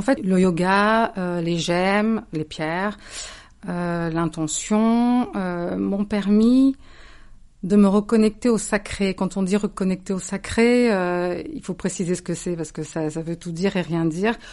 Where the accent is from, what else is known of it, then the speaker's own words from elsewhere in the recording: Cévennes, Occitania, France; moved away; J'ai grandi dans les Cévennes.